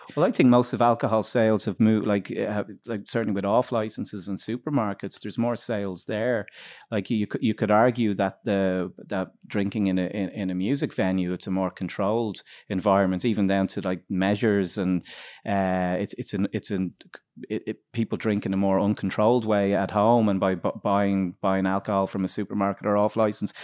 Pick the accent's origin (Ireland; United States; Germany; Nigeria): Ireland; Dublin, Leinster; we're from Dublin